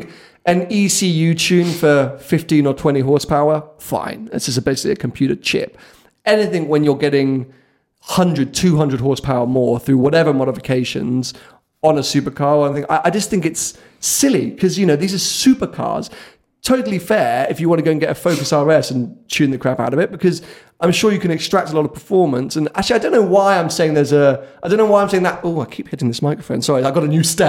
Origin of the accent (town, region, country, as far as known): United Kingdom